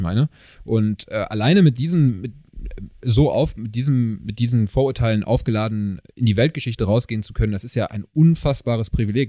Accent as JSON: {"language": "German", "country": "Germany", "said": "wir kommen aus Deutschland. Wir haben einen deutschen Pass"}